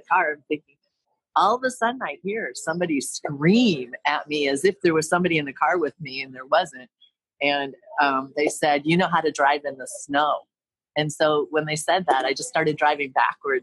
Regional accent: Detroit, Michigan, United States; moved away; also born or lived in San Diego, California; I'm from Detroit

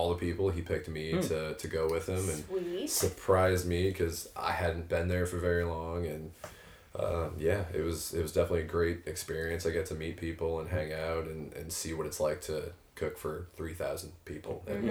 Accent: Hazelwood, Missouri, United States; I came from North County. I'm St. Louis, born and raised. Grew up in Hazelwood

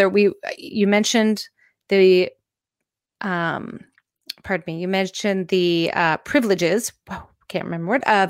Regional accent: Canada; I'm Canadian

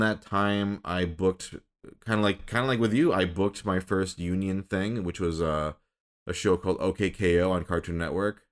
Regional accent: Michigan, United States; moved away as an adult; also born or lived in Minnesota; I was born in Minnesota, grew up in Michigan

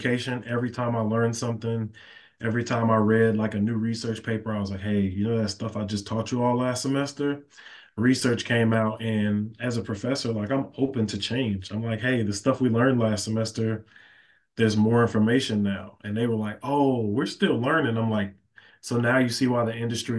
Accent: Chicago, Illinois, United States; also born or lived in Flossmoor, Illinois; I am born and raised in Chicago. Went to high school out in the suburbs, home of Flossmoor

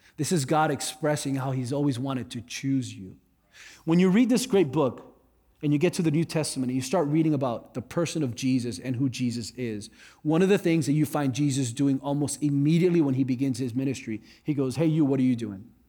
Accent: South Florida, United States; I grew up in South Florida.

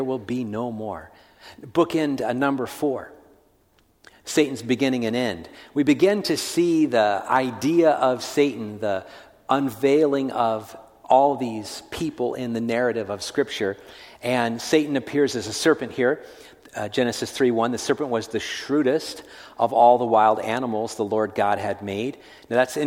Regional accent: California, United States; I grew up in California

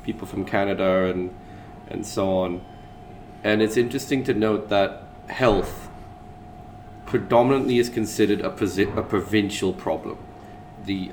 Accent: Australia; also born or lived in London; I'm talking as an Australian

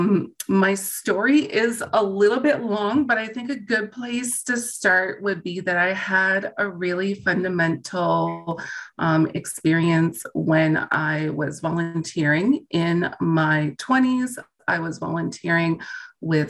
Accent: East Coast, Canada; moved away as an adult; also born or lived in Hong Kong; now in Alberta, Canada; I'm from the East Coast

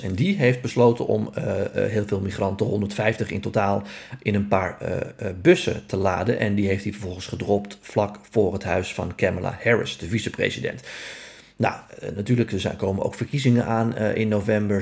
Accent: Netherlands

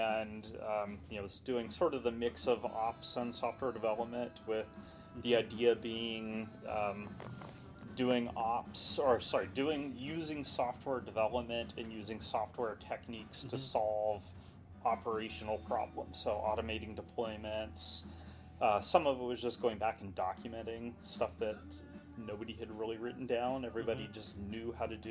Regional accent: Dallas, Texas, United States; moved away as an adult; also born or lived in New York / Colorado / Baltimore, D.C. area; now in San Francisco, United States; I consider home where I grew up, Dallas. Was there all through my growing years, all the way up until I went off to college

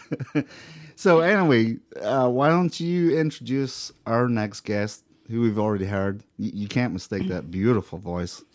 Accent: Scotland, United Kingdom; moved away as an adult; now in Indianapolis, United States; I come from Scotland, and I moved here fifteen years ago.

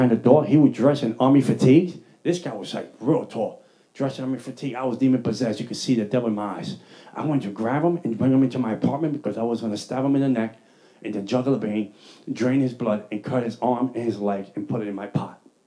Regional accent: New York City, New York, United States; I'm from the Bronx.

